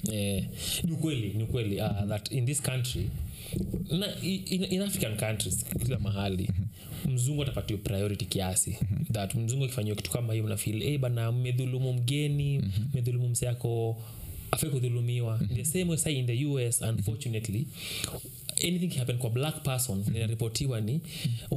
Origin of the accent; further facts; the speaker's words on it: Kenya; mimi kama mkenya